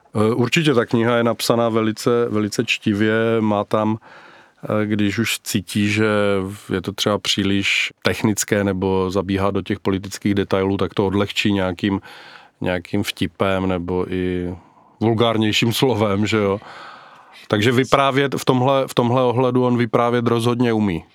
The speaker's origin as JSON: {"language": "Czech", "country": "Czechia", "said": "u nás v Brdech"}